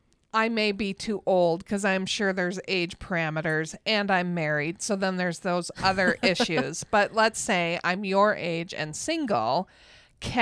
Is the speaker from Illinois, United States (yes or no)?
no; Minnesota, United States; I'm from Minnesota.